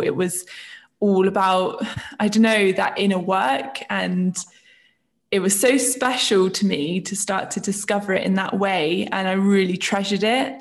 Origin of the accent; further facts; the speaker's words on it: Isle of Wight, South East England, United Kingdom; moved away as an adult; now in London, United Kingdom; I am originally from the Isle of Wight, which is the place where I grew up